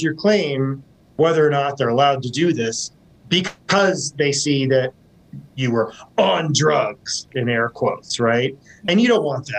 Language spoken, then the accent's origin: English; Washington, United States; I'm from Washington State.